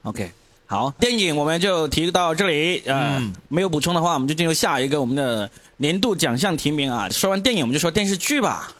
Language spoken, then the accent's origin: Chinese; China; 我们中国人